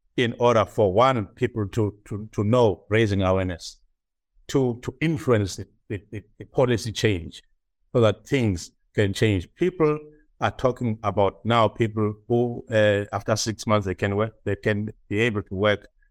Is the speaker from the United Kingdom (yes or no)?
no; South Africa; moved away as an adult; now in Ireland; as a South African